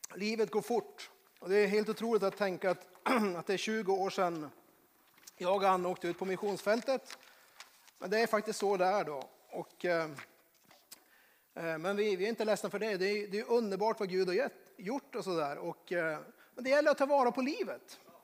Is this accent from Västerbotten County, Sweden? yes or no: no; Norrbotten County, Sweden; moved away; Jag kommer från Norrbotten